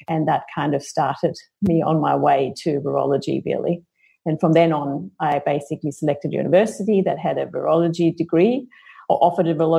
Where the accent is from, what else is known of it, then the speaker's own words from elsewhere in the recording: Germany; moved away as an adult; now in Australia; I grew up in Germany